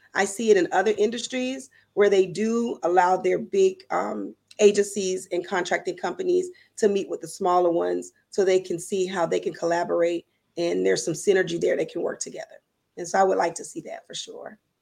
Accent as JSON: {"language": "English", "region": "Louisiana", "country": "United States", "said": "I am from Louisiana"}